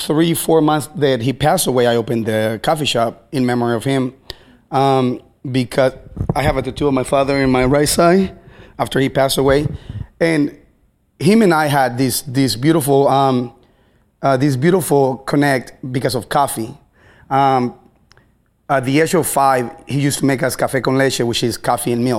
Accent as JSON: {"language": "English", "region": "Baja California", "country": "Mexico", "moved": "yes", "lives_now": "Seattle, United States", "said": "I'm from Baja California, Mexico. So I am a foreigner"}